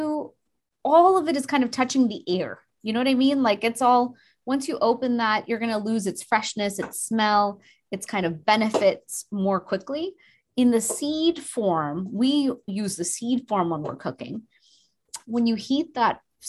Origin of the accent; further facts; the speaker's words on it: India; I'm Indian